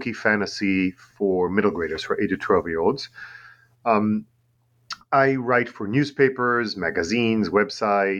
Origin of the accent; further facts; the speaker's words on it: Tel Aviv, Tel Aviv District, Israel; English is a second language; also born or lived in New York; now in Long Island, New York, United States; I'm originally from Tel Aviv in Israel